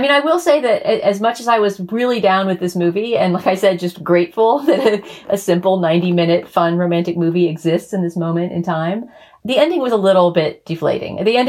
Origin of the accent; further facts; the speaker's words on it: Texas, United States; partly because I'm Texan